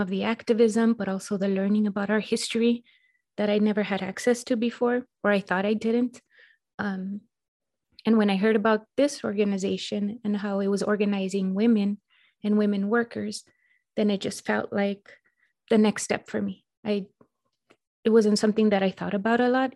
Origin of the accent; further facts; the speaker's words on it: Los Angeles, California, United States; now in El Paso, United States; I'm originally from Los Angeles, and I live in El Paso, Texas.